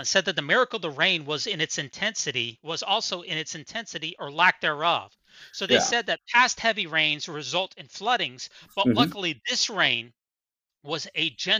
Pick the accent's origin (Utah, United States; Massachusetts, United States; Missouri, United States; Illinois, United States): Utah, United States; born or raised there; moved away